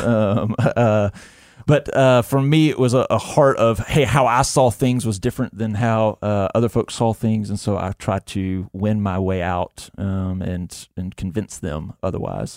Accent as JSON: {"language": "English", "town": "Montgomery", "region": "Alabama", "country": "United States", "tie": "born or raised there", "said": "born and raised in Montgomery, Alabama"}